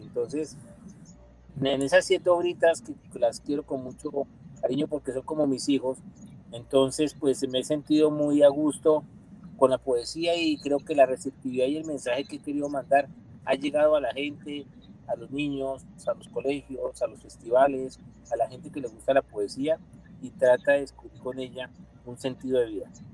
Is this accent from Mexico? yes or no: no; Bogotá, Colombia; nací en Bogotá en 1965.